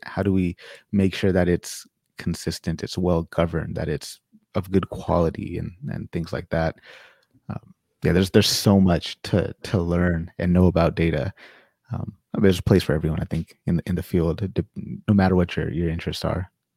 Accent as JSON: {"language": "English", "town": "Sacramento", "region": "California", "country": "United States", "tie": "born or raised there", "moved": "as an adult", "lives_now": "Winnipeg, Canada", "said": "originally I'm from California, Sacramento, California, born and raised"}